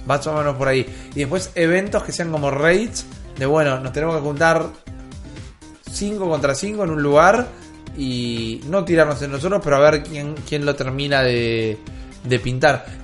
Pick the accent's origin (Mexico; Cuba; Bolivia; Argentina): Argentina; Somos argentinos, nos pueden encontrar en YouTube, en iBooks, en Spotify.